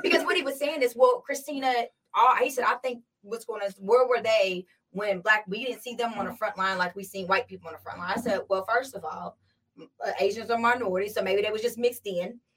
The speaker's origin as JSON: {"language": "English", "country": "United States", "tie": "born or raised there", "also_born_or_lived": "California", "said": "I relate more to the Black community, okay. simply because I was raised in America."}